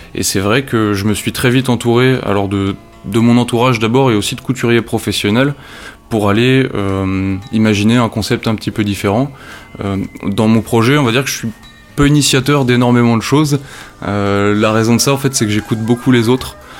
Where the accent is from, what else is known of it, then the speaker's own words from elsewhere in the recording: Nord, Hauts-de-France, France; moved away; also born or lived in Loir-et-Cher; Le Nord, pour moi, ça représente beaucoup. C'est ma région natale.